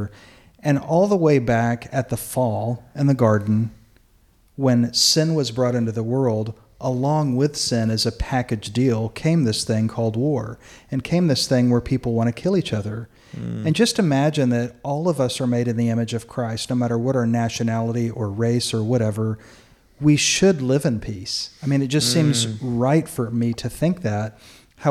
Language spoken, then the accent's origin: English; United States; as an American